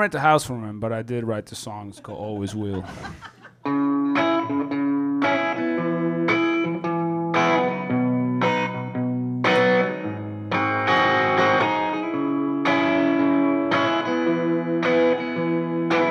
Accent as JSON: {"language": "English", "town": "Santiago", "region": "Santiago Metropolitan Region", "country": "Chile", "tie": "born or raised there", "also_born_or_lived": "Germany / New York / California / Oregon", "moved": "yes", "lives_now": "Austin, United States", "said": "I'm kind of from nowhere and from everywhere at this point. I grew up in Santiago, Chile, and I moved. I've lived in Germany, in New York, in California, Oregon, and now in Texas."}